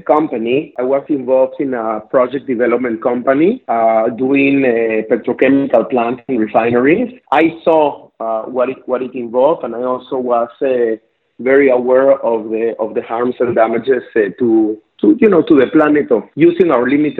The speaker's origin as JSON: {"language": "English", "region": "Lima", "country": "Peru", "tie": "born or raised there", "accent": "South American", "second_language": "English", "moved": "as an adult", "lives_now": "Israel", "said": "I was born and raised in Lima, Peru."}